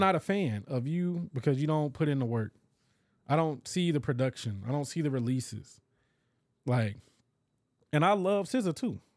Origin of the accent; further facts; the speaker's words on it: Dallas, Texas, United States; also born or lived in DeSoto, Texas; growing up in Dallas, you know, Oak Cliff. Then when we, uh, moved over to DeSoto